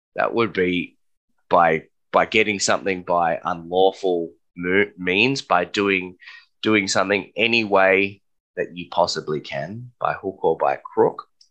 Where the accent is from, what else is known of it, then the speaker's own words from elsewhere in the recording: Australia; us as Australian citizens and permanent residents